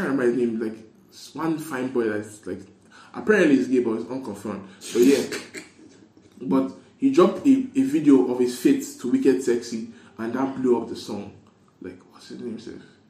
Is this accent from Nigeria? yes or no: yes; Nigeria; as a Nigerian